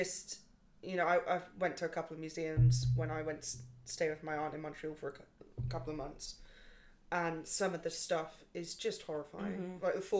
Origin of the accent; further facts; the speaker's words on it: England, United Kingdom; I'm English